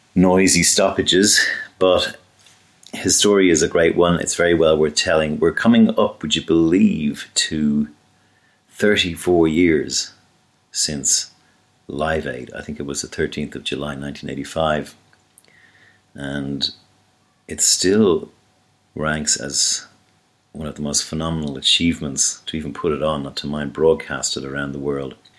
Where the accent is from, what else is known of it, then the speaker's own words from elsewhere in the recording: Dublin, Leinster, Ireland; in Dublin in the 70s when I was growing up